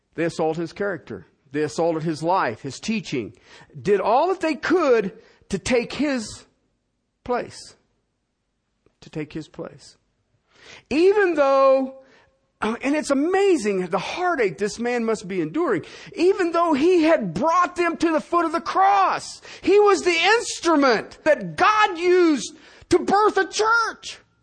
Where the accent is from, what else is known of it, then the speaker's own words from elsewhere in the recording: Ohio, United States; moved away; also born or lived in Cincinnati; I'm from Ohio. All of my people are in Southern Ohio and Kentucky and Tennessee